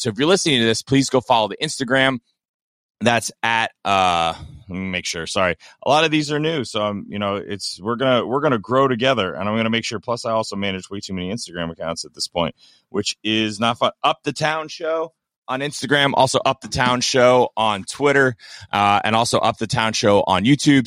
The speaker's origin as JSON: {"language": "English", "region": "Kentucky", "country": "United States", "also_born_or_lived": "South Florida", "moved": "yes", "said": "I am from Kentucky, uh, originally. I am from South Florida."}